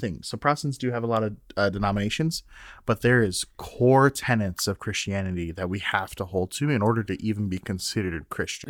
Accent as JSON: {"language": "English", "region": "Minnesota", "country": "United States", "moved": "yes", "lives_now": "Iowa, United States", "said": "as a Minnesotan"}